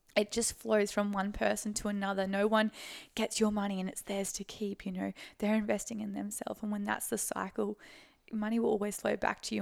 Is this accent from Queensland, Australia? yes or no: yes; Sunshine Coast, Queensland, Australia; I'm from the Sunshine Coast